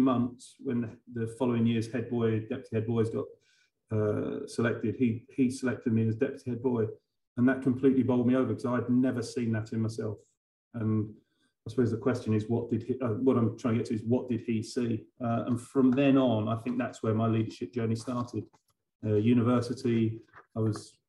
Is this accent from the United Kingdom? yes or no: yes; Harlow, East of England, United Kingdom; I grew up in a really loving family. I'm from Harlow in Essex, but all of my family were from the East End of London